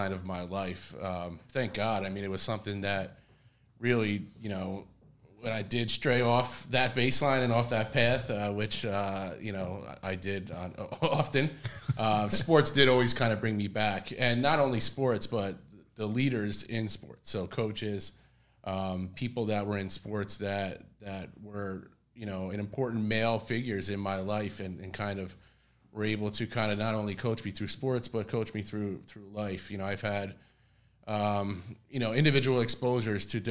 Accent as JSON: {"language": "English", "town": "Brick", "region": "New Jersey", "country": "United States", "tie": "born or raised there", "said": "I grew up in Bricktown"}